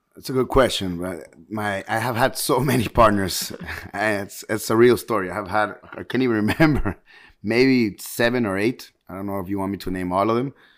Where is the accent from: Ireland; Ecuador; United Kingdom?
Ecuador; moved away as an adult; also born or lived in Tampa, United States; now in Miami, United States; I was actually born here in, in, in the United States, in Miami, but I went to Ecuador when I was six years old, to Ecuador, and, and then I came back when I was eighteen.